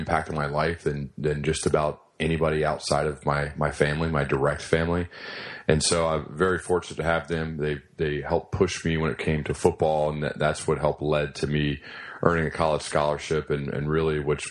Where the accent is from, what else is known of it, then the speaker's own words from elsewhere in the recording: Centerville, Ohio, United States; I grew up in Centerville, Ohio. It's where I currently live